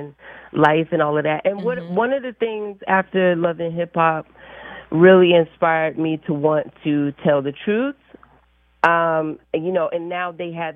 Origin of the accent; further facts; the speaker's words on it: Philadelphia, Pennsylvania, United States; I'm from North Philly